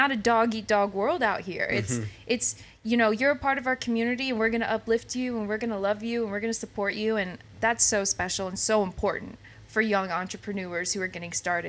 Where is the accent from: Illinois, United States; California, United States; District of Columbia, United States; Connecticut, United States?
Illinois, United States; Illinois side of St. Louis, United States; moved away as an adult; now in Kansas City, United States; I'm from the Illinois side of St. Louis. I say St. Louis because it's right outside St. Louis.